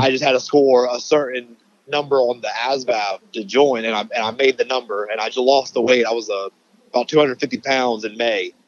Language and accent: English; Charleston, South Carolina, United States; we're from here. We're from Charleston, South Carolina, and all of our family's still here